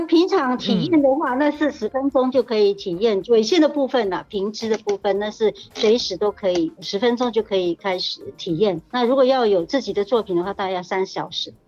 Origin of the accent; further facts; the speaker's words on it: Hualien County, Taiwan; 我是来自花莲的泰鲁格族